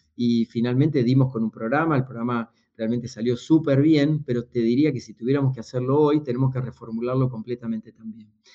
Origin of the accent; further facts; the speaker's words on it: Buenos Aires Province, Argentina; soy argentino, no soy porteño, nací en un pueblo unos 300 kilómetros al sur de la ciudad de Buenos Aires